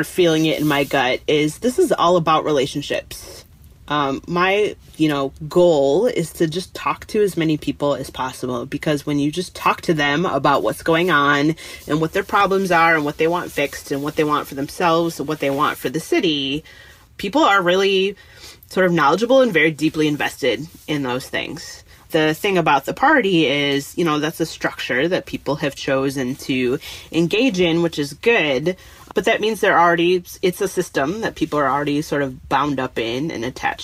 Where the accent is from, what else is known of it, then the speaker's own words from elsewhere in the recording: Detroit, Michigan, United States; moved away as an adult; now in Minneapolis, United States; I didn't grow up here. I grew up in Detroit, but I moved here after college for a job and I've been here ever since.